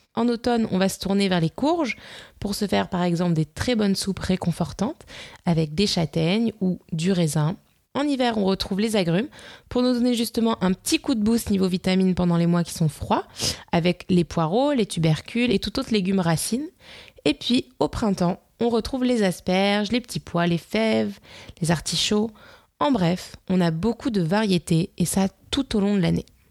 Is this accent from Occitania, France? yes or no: no; Nice, Provence-Alpes-Côte d'Azur, France; en tant que niçoise